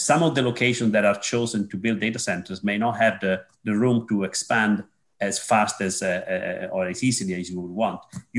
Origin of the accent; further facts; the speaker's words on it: Italy; moved away; my home country of Italy